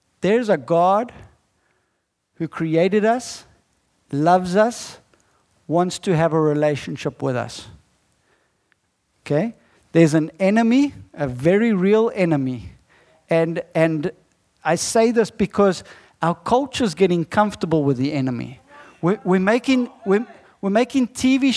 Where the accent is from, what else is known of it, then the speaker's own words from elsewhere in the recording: South Africa; I'm not from America. I'm from South Africa